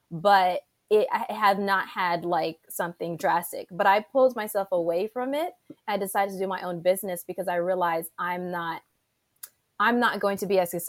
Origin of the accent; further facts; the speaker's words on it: Saudi Arabia; also born or lived in Egypt / Panama; I grew up in Saudi Arabia, I grew up in Egypt, went to Panama.